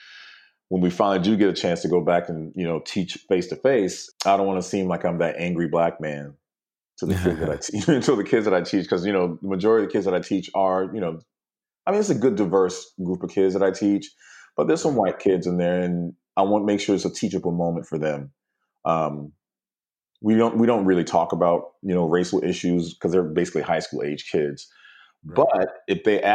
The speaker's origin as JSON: {"language": "English", "country": "United States", "tie": "born or raised there", "said": "growing up in the United States, you just know as a black male"}